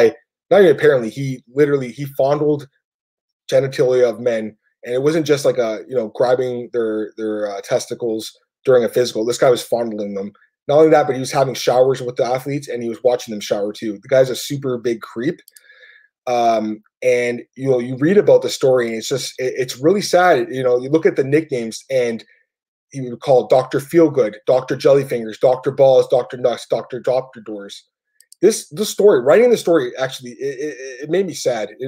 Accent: Canada; I'm Canadian. It's legal here. Everyone smokes weed. You know, ever. I've been growing up, you know, I've lived here my whole life

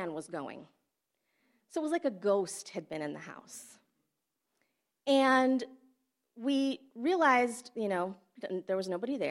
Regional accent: Flint, Michigan, United States; moved away as an adult; also born or lived in Fiji; I had a really great childhood growing up in Flint

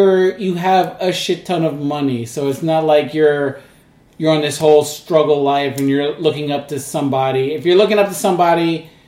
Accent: Bay Area, California, United States; now in New York, United States; I moved away from the Bay Area.

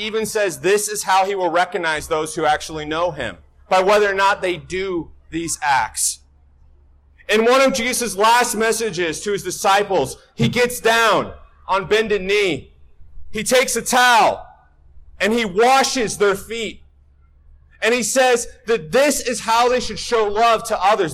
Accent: Northwest Washington, United States; I'm from Northwest Washington, so this is my weather

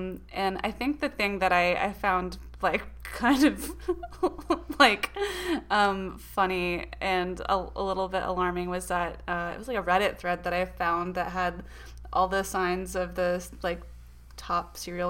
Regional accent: the South, United States; We are from the South

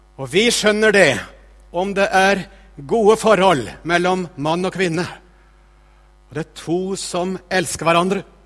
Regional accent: Østfold, Norway; moved away as an adult; also born or lived in Northern Norway; now in Tromsø, Norway; Jeg holder altså til i Tromsø, men jeg vokste opp i Østfold.

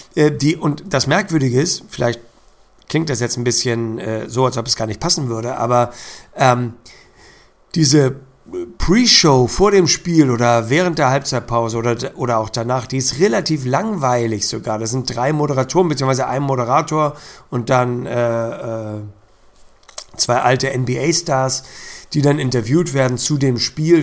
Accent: Hamburg, Germany; als Hamburger

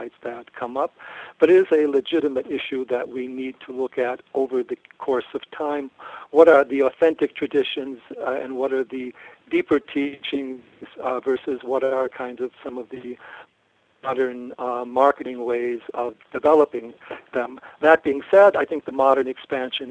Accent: United States; as an American, young American

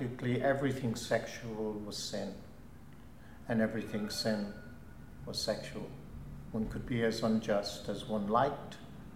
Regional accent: Ennis, County Clare, Ireland; moved away as an adult; growing up in Ennis in the 50s and 60s

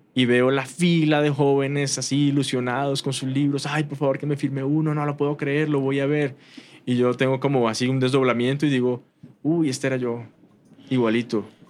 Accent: Bogotá, Colombia; now in Austin, United States; De Bogotá, Colombia.

